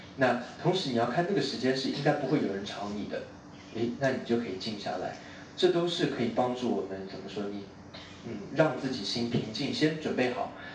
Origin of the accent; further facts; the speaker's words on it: Taiwan; moved away; also born or lived in Hong Kong; 你看我是我离开我家乡，我是台湾，我香港来好远哦